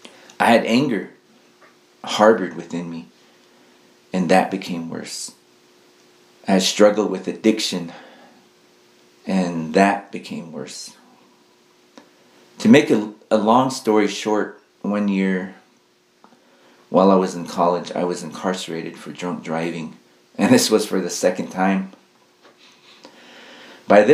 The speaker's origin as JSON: {"language": "English", "town": "Tonalea", "region": "Arizona", "country": "United States", "also_born_or_lived": "Red Lake, Arizona", "lives_now": "Tuba City, United States", "said": "I'm from Tonalea, Arizona"}